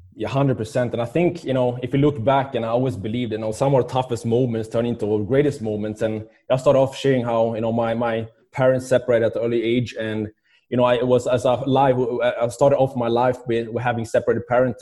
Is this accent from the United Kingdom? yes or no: no; Sweden; moved away; I was, uh, growing up in Sweden